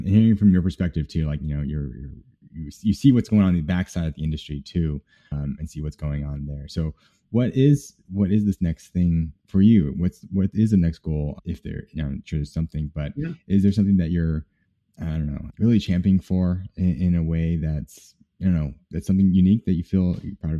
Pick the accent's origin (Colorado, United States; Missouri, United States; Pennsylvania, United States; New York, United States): New York, United States; Brooklyn; And, you know, I grew up in Brooklyn where I was out there for 5 years.